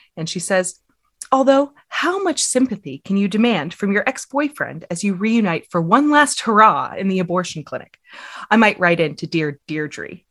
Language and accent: English; United States; accent: American; my American accent